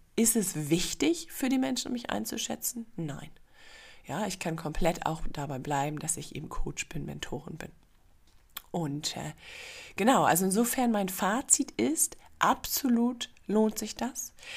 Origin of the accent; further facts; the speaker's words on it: Germany; moved away as an adult; also born or lived in Singapore; als Deutsche geboren worden zu sein